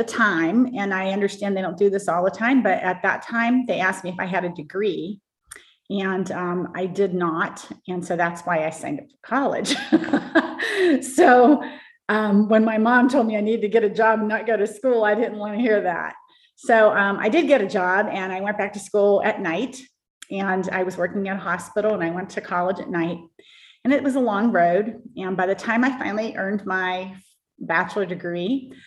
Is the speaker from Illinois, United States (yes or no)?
no; Pittsburgh, Pennsylvania, United States; I grew up in the Pittsburgh area